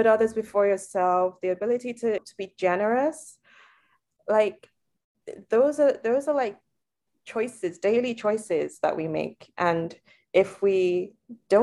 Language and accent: English; Lagos, Nigeria; moved away; I grew up in Nigeria, I was able to try different foods. Lagos in particular is a melting pot city